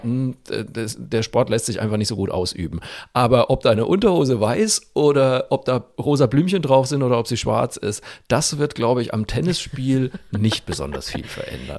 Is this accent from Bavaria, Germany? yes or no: yes; Franconia, Bavaria, Germany; als Franke